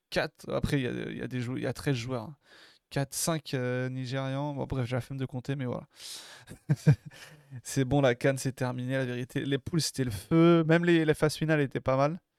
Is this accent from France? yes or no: yes; Marseille, Provence-Alpes-Côte d'Azur, France; On est Marseillais, on n'y peut rien.